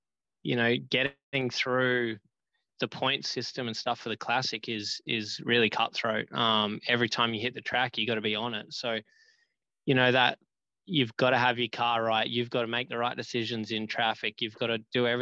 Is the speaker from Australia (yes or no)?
yes; Australia; moved away as an adult; also born or lived in United States; growing up in Australia